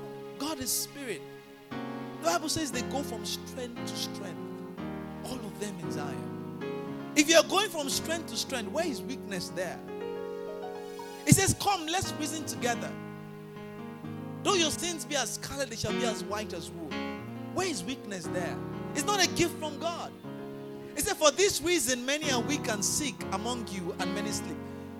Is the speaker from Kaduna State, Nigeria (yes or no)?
no; Port Harcourt, Rivers State, Nigeria; Say, oh, I cannot achieve XYZ, you know, because I'm from Port Harcourt. People from Port Harcourt don't do XYZ.